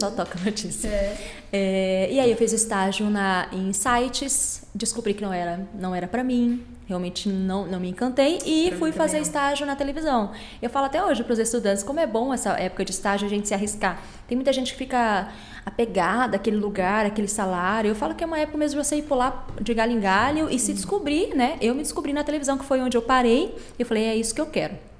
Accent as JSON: {"language": "Portuguese", "town": "Campo Grande", "region": "Mato Grosso do Sul", "country": "Brazil", "tie": "born or raised there", "said": "Nasci em Campo Grande, os meus pais são daqui, família toda daqui"}